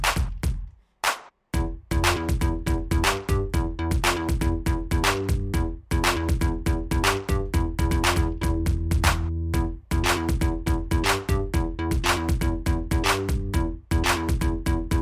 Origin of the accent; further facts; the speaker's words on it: Minneapolis, Minnesota, United States; I'm from Minneapolis